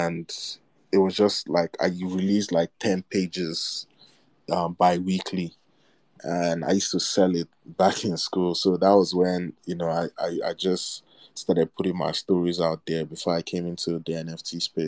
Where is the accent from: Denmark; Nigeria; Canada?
Nigeria; also born or lived in Egypt; now in Chicago, United States; I'm a kid living in Nigeria